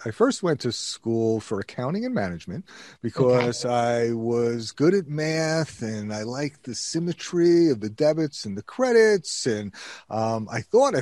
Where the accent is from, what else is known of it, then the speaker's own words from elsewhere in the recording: Queens and Long Island, New York, United States; moved away as an adult; also born or lived in Binghamton, New York; now in Hudson Valley, United States; I grew up in Queens and Long Island